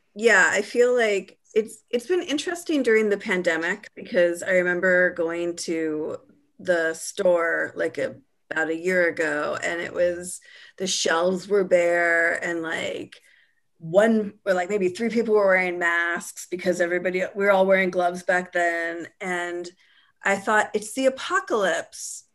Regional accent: California, United States; my identity is as a Californian is tied up in a lot of different foods.

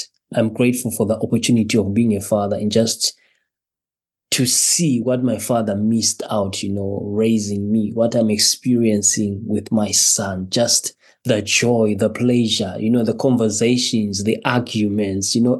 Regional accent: Zimbabwe; moved away as an adult; now in Wolverhampton, United Kingdom; originally I'm from Zimbabwe. I was born in Zimbabwe here and just relocated to the United Kingdom with my wife and with my child and my son

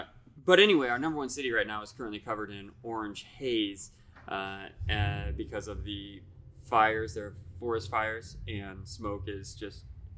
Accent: Iowa, United States; now in Fort Collins, United States; Now, I'm from a town in Iowa.

